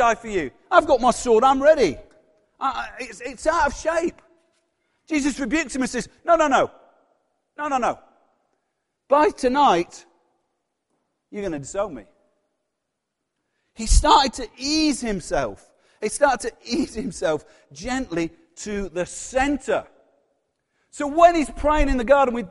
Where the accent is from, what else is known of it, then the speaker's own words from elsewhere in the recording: Yorkshire and the Humber, United Kingdom; accent: Yorkshire; my Yorkshire accent